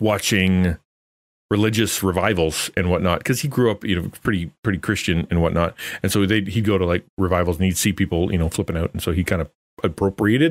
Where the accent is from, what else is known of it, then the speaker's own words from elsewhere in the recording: Canada; I'm Canadian